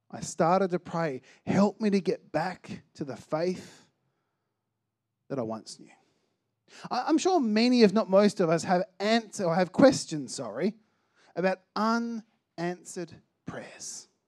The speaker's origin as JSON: {"language": "English", "town": "Albany", "region": "New York", "country": "United States", "tie": "born or raised there", "said": "I grew up in Albany, uh, and the church that I was attending in Albany only had one other Christian that was kind of around my age"}